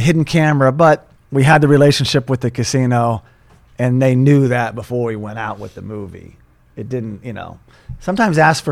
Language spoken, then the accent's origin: English; Tulsa, Oklahoma, United States; moved away as an adult; also born or lived in Los Angeles; my hometown in Tulsa, Oklahoma